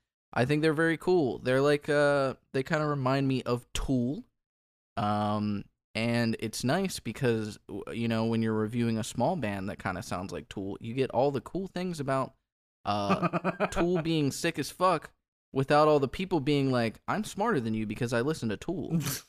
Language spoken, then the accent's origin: English; Kentucky, United States; I grew up in Kentucky